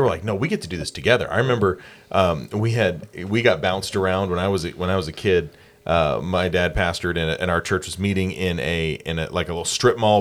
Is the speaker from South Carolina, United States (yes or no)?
yes; Anderson, South Carolina, United States; also born or lived in Rock Hill, South Carolina; I grew up in Anderson, South Carolina